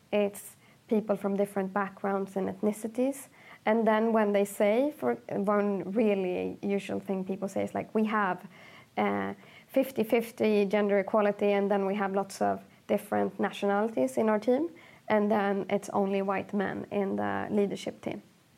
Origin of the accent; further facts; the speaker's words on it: Sweden; also born or lived in Egypt; Like growing up in Sweden for me was really tough. I wanted to move back to Egypt until I was 19 years old because I realized that the world in Egypt for me isn't as good as it would be in Sweden.